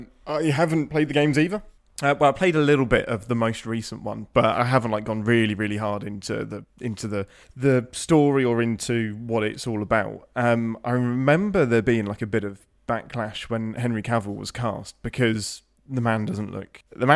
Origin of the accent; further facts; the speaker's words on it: England, United Kingdom; I'm English.